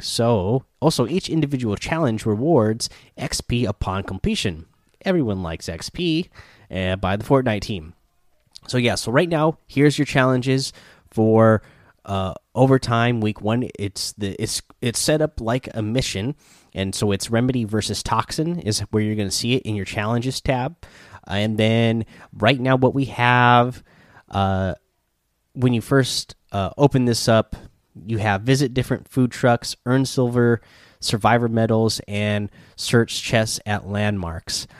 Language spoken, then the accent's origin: English; Pacific Northwest, United States; I'm from the Pacific Northwest